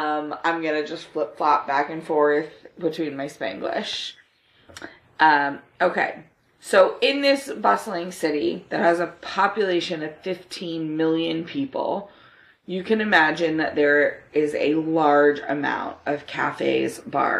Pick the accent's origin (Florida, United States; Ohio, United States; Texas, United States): Florida, United States; I did take Spanish in high school and I grew up in Florida